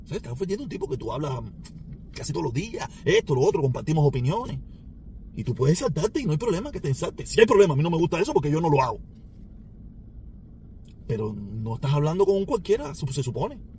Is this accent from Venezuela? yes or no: no; Cuba; moved away; si muchos de nosotros nos fuimos de Cuba sin que nadie nos hiciera nada.